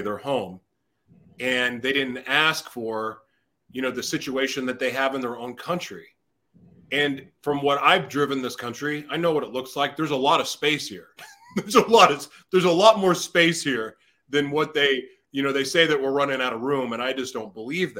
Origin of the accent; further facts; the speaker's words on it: United States; I grew up in America